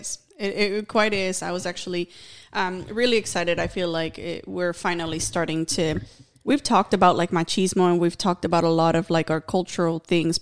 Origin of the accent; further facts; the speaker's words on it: Mexico; moved away; I remember growing up in Mexico